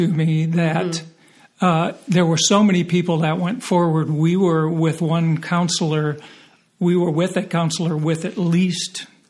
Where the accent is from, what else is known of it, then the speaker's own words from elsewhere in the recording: Minneapolis, Minnesota, United States; we're from Minneapolis